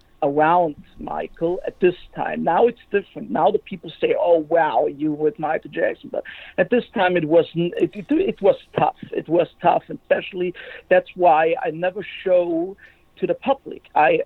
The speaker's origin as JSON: {"language": "English", "country": "Germany", "second_language": "English", "said": "I was from Germany"}